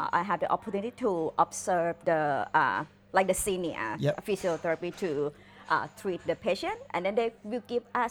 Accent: Khon Kaen, Thailand; English is a second language; moved away as an adult; now in Phuket, Thailand; My brother, he lives in my hometown

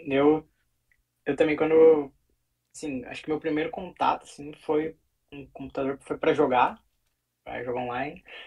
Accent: Sapiranga, Rio Grande do Sul, Brazil; moved away as an adult; now in Rotterdam, Netherlands; sou natural de Sapiranga, também no Rio Grande do Sul

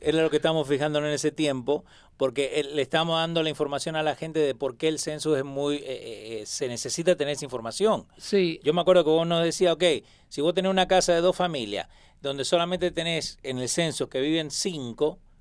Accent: Argentina; yo soy argentino

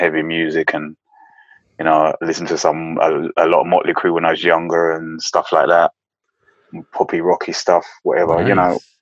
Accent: London, United Kingdom; I was born in London.

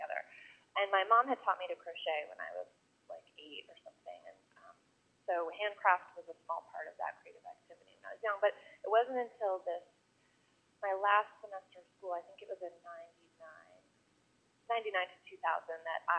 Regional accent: Fredericksburg, Virginia, United States; I grew up in Fredericksburg, which has become a larger town, but when I was there, was smaller, more rural than it is now. It's about an hour south of D.C.

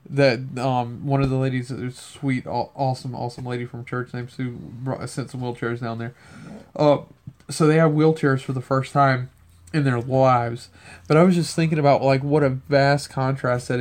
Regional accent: Cajun, Louisiana, United States; I'm Cajun

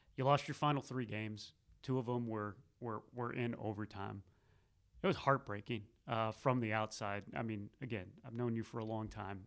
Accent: Missouri, United States; now in North Carolina, United States; growing up in Missouri and then being out here in North Carolina for, for twenty years

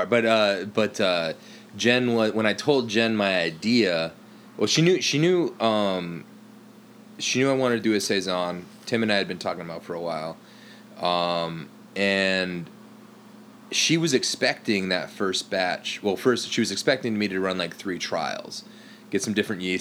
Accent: Upper Midwest, United States; now in Bay Area, United States; we are we are not Bay Area natives, and we are honestly, I'm from the Upper Midwest.

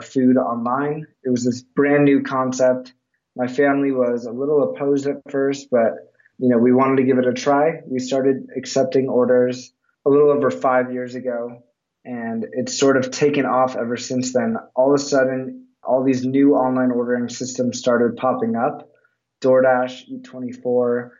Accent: Los Angeles, California, United States; I grew up in Los Angeles, fourth generation of Canter's Deli

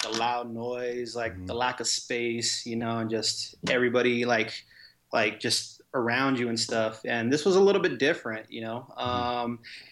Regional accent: Las Vegas, Nevada, United States; I was born and raised here in Vegas

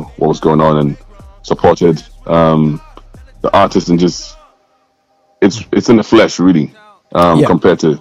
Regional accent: Scotland, United Kingdom; I'm from Scotland, mate. Like, geez, I'm in Glasgow

